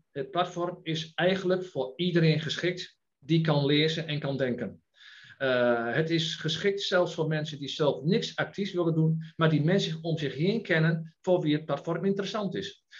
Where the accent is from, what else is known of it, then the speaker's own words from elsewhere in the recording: Enschede, Overijssel, Netherlands; geboren en getogen in Enschede